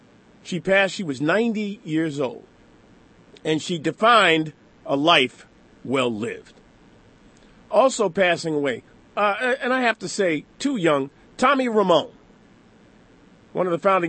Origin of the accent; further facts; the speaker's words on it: Connecticut, United States; I grew up in Connecticut.